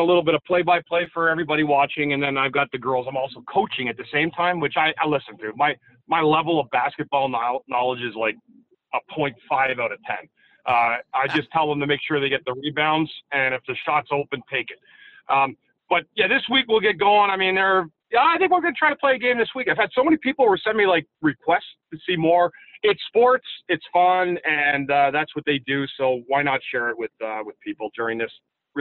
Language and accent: English; Ottawa, Ontario, Canada; my hometown of Ottawa